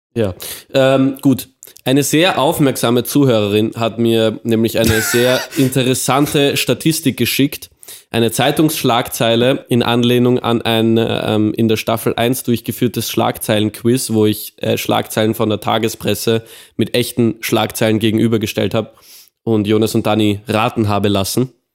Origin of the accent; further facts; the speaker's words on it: Austria; wir sind aus Austria